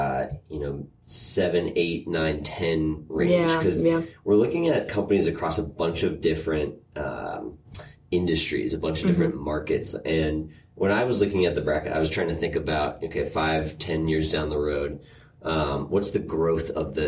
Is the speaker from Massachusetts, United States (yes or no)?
yes; Andover, Massachusetts, United States; Andover, Mass.